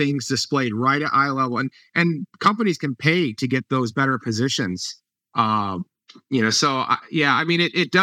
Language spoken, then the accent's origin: English; Ohio, United States; moved away; I grew up in Ohio, so my parents are there